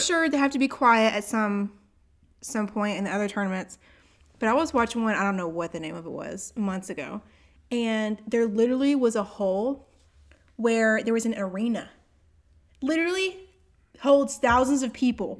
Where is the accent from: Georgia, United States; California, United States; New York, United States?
Georgia, United States; Augusta; I was born in Augusta